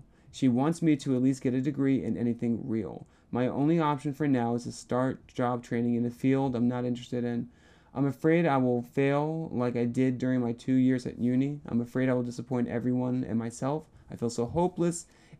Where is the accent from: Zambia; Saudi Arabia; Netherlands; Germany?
Germany; I'm from Germany, and we have a job training program called Ausbildung, which is around 3 years of practical work in school.